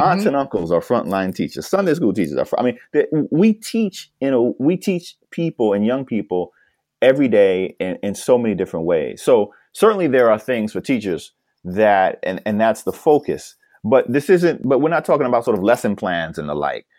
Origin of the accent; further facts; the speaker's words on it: New York, United States; New York, my home state